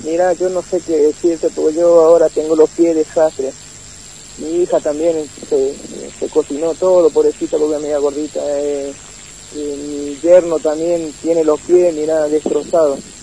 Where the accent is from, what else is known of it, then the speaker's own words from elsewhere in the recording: Formosa, Argentina; moved away as an adult; allá en Formosa somos vendedores ambulantes nosotros